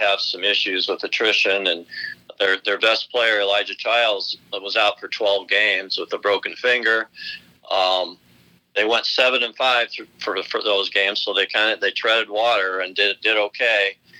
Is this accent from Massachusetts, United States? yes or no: no; Iowa, United States; now in Peoria, United States; I grew up in Iowa